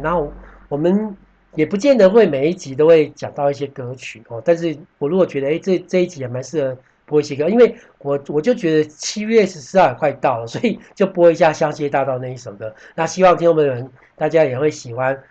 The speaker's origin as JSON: {"language": "Chinese", "country": "Taiwan", "said": "我们台湾人喜欢讲做生意"}